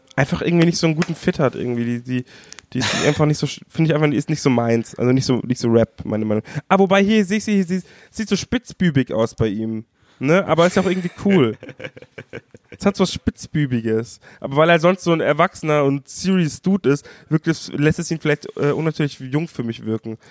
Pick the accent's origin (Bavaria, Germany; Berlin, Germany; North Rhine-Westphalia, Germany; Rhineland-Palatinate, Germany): Bavaria, Germany; ich als Bayer